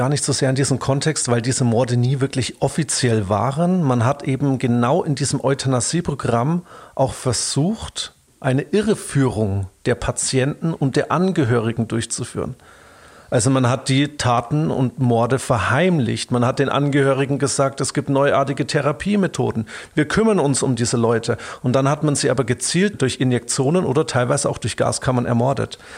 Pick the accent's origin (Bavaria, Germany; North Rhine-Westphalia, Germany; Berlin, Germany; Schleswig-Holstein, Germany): Bavaria, Germany; hier bei uns in Bayern